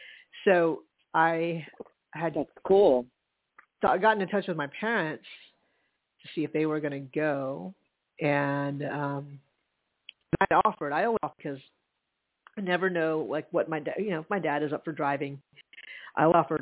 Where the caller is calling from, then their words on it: Charleston, South Carolina, United States; Well, I am calling in from Charleston. I'm at a hotel.